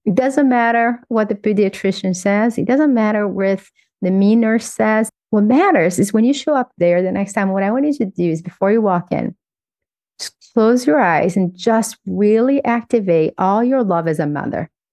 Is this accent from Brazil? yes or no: yes; Governador Valadares, Minas Gerais, Brazil; moved away as an adult; also born or lived in Belo Horizonte; When I was 15, I moved from Governador Valadares to Belo Horizonte.